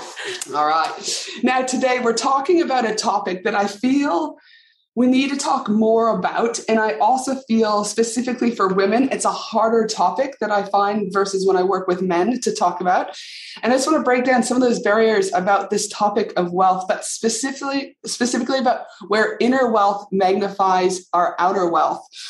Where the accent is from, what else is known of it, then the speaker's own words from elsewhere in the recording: Canada; moved away; tuning in all the way from my home country, Canada